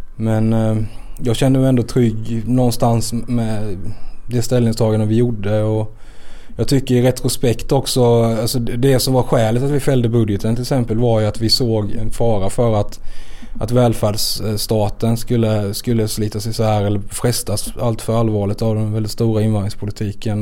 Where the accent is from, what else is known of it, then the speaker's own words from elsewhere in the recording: Växjö, Kronoberg County, Sweden; accent: Växjö dialect; jag låter ju verkligen som en Växjökille